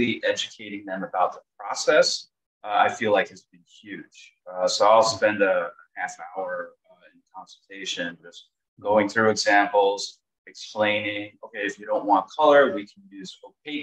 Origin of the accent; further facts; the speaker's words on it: New York, United States; So I'm from New York. I've always been in New York.